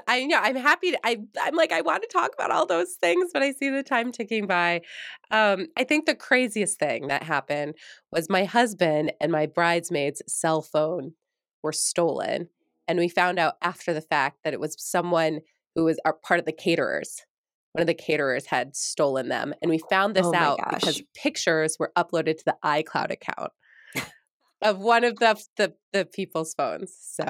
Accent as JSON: {"language": "English", "region": "New York", "country": "United States", "said": "because I came from New York, and when I first was being recruited to the University of Minnesota, I was like, psh, what's there?"}